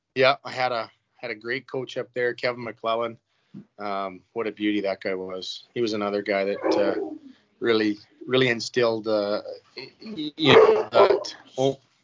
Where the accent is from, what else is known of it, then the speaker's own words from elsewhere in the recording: Brock, Saskatchewan, Canada; moved away; also born or lived in Rosetown, Saskatchewan; we're from Brock